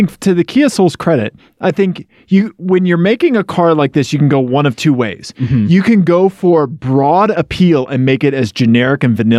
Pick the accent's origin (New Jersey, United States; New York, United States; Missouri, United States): Missouri, United States; I grew up in Missouri.